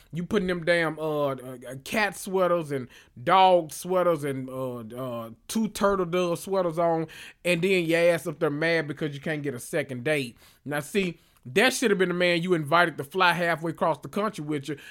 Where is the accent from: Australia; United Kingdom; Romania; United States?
United States; the South; I'm from the South